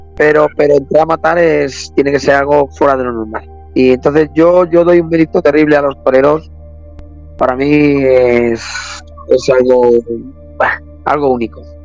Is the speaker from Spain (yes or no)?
yes; Arganda del Rey, Community of Madrid, Spain; soy de Arganda del Rey